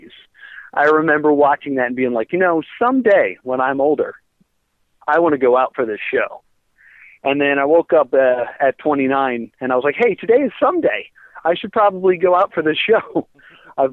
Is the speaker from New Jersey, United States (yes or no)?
yes; Mount Laurel, New Jersey, United States; I'm from Mount Laurel